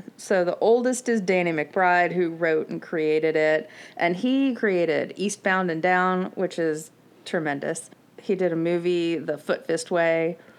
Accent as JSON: {"language": "English", "region": "Florida", "country": "United States", "tie": "born or raised there", "said": "but we grew up in Florida"}